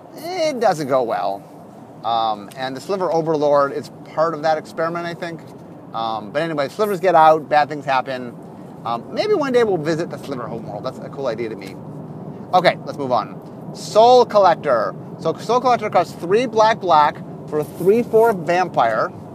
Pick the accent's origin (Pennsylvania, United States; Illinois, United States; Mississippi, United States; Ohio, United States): Ohio, United States; Cleveland; We're from Cleveland, Ohio.